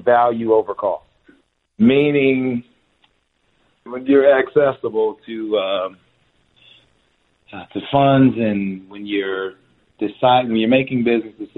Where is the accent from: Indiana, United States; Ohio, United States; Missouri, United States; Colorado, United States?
Indiana, United States; Fort Wayne; moved away; also born or lived in Dallas, Texas; Indiana, July 12th, my hometown.